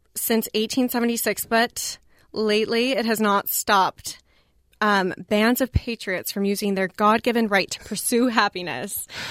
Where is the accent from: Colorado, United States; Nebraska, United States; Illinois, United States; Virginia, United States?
Colorado, United States; moved away; also born or lived in Boston; I grew up in Colorado.